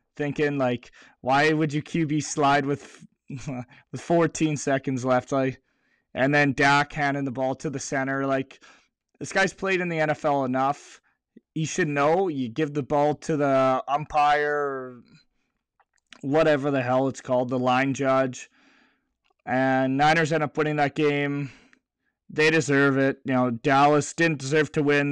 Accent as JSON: {"language": "English", "country": "Canada", "said": "being Canadian"}